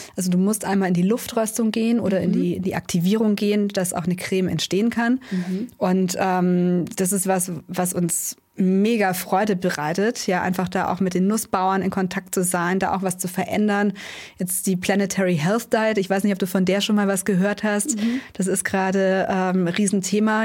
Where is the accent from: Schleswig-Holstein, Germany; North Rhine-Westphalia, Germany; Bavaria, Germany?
Bavaria, Germany; Allgäu; Wir sind gebürtig aus dem Allgäu